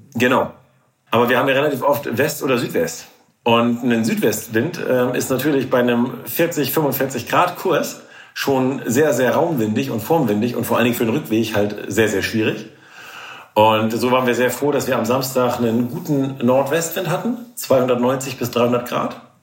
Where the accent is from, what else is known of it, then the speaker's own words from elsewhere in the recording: Norderney, Lower Saxony, Germany; also born or lived in Kiel; now in Schwedeneck, Germany; Ich bin ja auf Norderney aufgewachsen